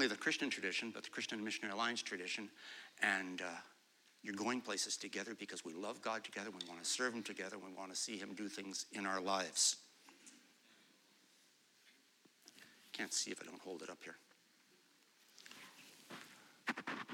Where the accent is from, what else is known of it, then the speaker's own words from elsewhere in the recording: Pointe Claire area, Quebec, Canada; I grew up in Pinuff, right beside the church over there